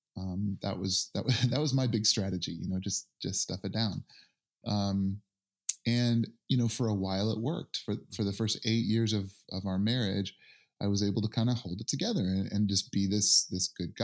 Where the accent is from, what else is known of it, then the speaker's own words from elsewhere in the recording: Northern Indiana, United States; I grew up in Northern Indiana